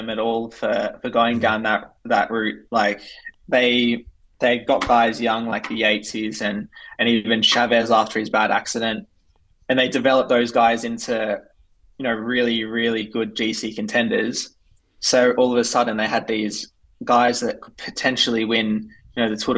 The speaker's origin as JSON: {"language": "English", "country": "Australia", "said": "we're both Australian."}